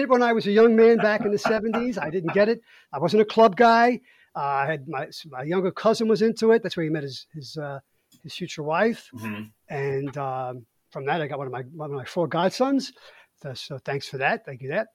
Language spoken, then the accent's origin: English; New York City, New York, United States; accent: Brooklyn; I grew up in Brooklyn in the '60s, and I grew up with the sound of Motown